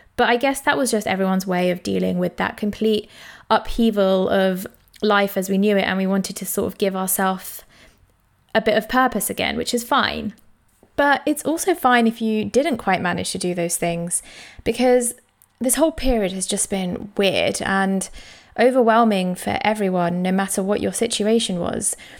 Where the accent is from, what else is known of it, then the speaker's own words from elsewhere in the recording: London, United Kingdom; I grew up in East London